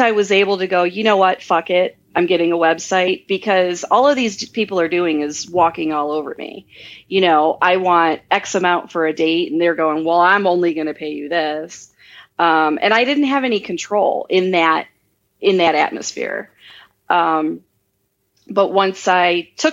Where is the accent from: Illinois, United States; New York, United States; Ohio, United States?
Ohio, United States; small town near Cleveland, Midwest; now in Las Vegas, United States; I'm from the Midwest. And when I say that I'm from Cleveland, but I'm not, I'm from like a really small town near Cleveland.